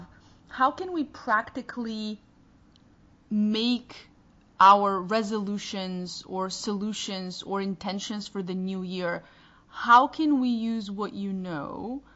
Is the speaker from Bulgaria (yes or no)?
yes; Bulgaria; first language Bulgarian; English is a second language; moved away; I can't speak Bulgarian on our podcast